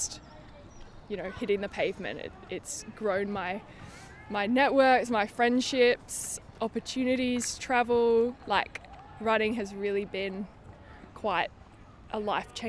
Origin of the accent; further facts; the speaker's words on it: Melbourne, Victoria, Australia; now in London, United Kingdom; I live in Dalston in Hackney, but I'm originally from Melbourne, Australia.